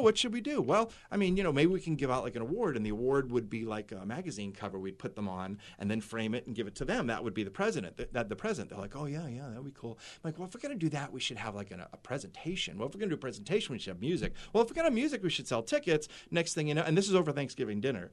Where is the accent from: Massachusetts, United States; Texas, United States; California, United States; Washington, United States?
Massachusetts, United States; Boston; now in Portland, United States; I grew up in Boston